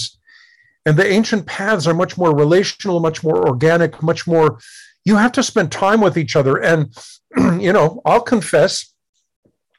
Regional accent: United States; I grew up in America in the 50s and 60s

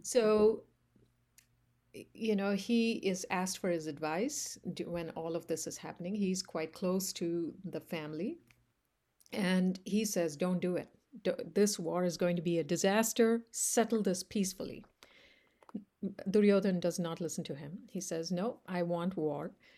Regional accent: India; I grew up in India

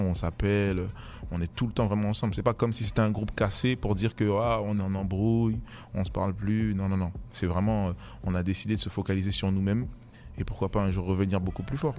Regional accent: Paris, Île-de-France, France; Paris, voilà, Paris c'est très grand. Et ouais, euh, je viens de Paris

